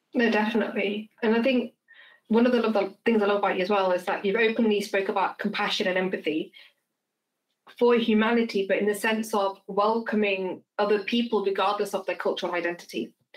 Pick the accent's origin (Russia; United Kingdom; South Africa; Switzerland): United Kingdom; England; I identify myself as English because we're born in England